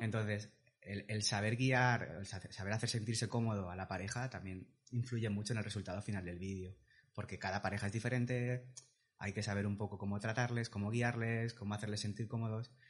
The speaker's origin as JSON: {"language": "Spanish", "town": "Valencia", "region": "Valencian Community", "country": "Spain", "said": "tengo 36 años, soy de Valencia"}